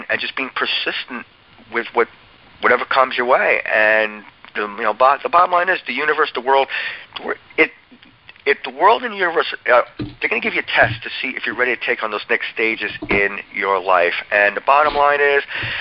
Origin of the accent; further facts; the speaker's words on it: Old Bridge, New Jersey, United States; I grew up in Old Bridge, New Jersey